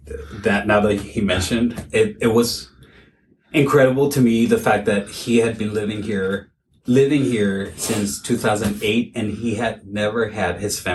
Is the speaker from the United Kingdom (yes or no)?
no; Venezuela; now in Astoria, United States; And I'm from Venezuela